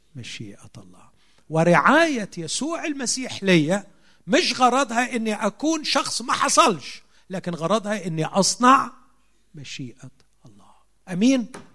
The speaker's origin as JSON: {"language": "Arabic", "country": "Egypt", "said": "عندنا في مصر"}